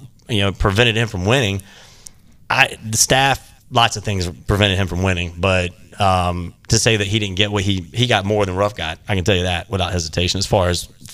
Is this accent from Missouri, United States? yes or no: no; Fuquay-Varina, North Carolina, United States; I grew up in Fuquay